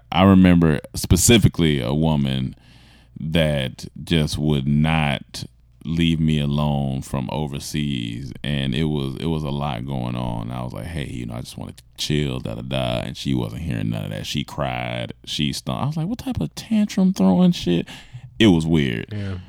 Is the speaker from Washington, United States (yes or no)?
no; Atlanta, Georgia, United States; Oh, what's up, y'all? I'm from Atlanta. Grady, baby.